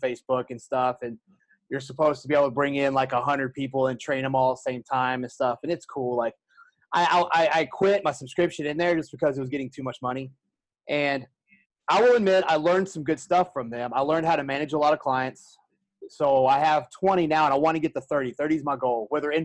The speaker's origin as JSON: {"language": "English", "region": "the South", "country": "United States", "moved": "yes", "said": "I'm from the South"}